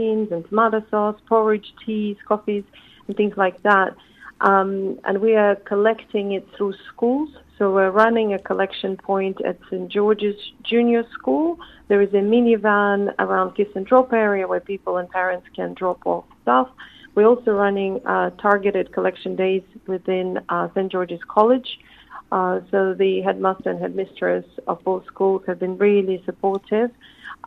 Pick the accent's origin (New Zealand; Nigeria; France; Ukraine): Ukraine; Chernihiv, Chernihiv Oblast; moved away as an adult; now in Surrey, United Kingdom; my hometown, Chernigiv, which is northeast of Kyiv